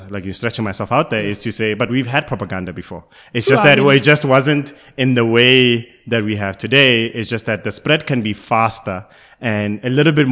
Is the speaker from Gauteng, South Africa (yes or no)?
yes; Karankua, Gauteng, South Africa; I grew up, I was born and bred in Karankua, which is in Gauteng right now